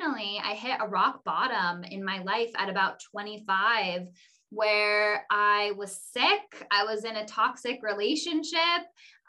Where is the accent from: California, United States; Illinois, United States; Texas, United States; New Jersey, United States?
California, United States; Ojai; I was born and raised in Ojai, California